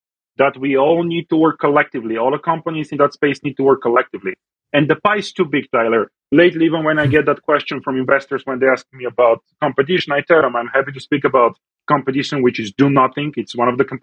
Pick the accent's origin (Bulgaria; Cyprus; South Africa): Bulgaria; also born or lived in United States; now in Calgary, Canada; I grew up in Europe, and I had a wonderful time growing up in Europe and in Bulgaria